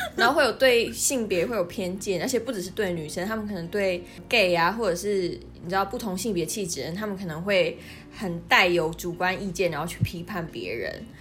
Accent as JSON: {"language": "Chinese", "area": "near Kenting", "region": "Pingtung County", "country": "Taiwan", "first_language": "Taiwanese Hokkien", "second_language": "Chinese", "said": "我来自李垦丁很近的地方嘛， 然后我小时候就是非常常去垦丁"}